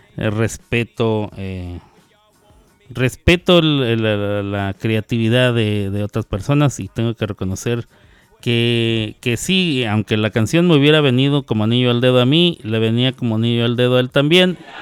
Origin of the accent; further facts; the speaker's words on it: Chihuahua, Mexico; Yo también soy de Chihuahua